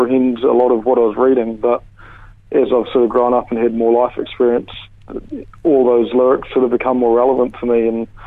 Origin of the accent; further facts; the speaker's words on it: Palmerston North, Manawatū-Whanganui, New Zealand; I'm from Palmy.